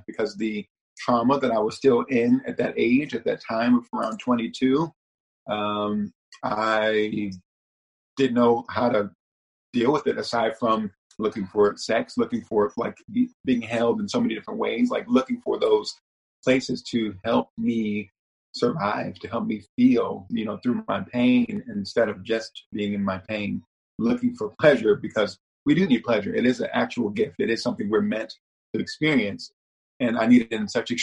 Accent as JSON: {"language": "English", "town": "Washington", "region": "District of Columbia", "country": "United States", "tie": "born or raised there", "said": "I was born in Washington, D.C. to a married couple"}